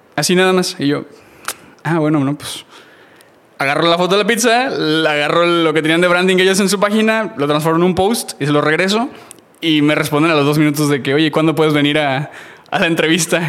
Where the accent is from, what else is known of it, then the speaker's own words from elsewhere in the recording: Matamoros, Tamaulipas, Mexico; moved away as an adult; now in United States; nací en México, nací en Matamoros, Tamaulipas. A los 18 años me voy a vivir a Estados Unidos.